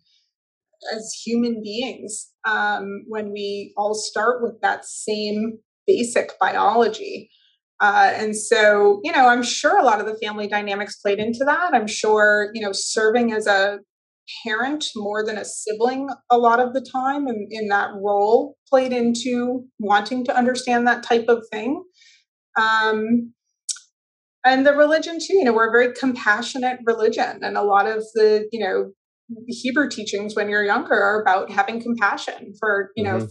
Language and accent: English; Weston, Massachusetts, United States; also born or lived in Sharon, Massachusetts; I lived in Weston until I was in the middle of my sophomore year of high school, and then we moved down to Sharon.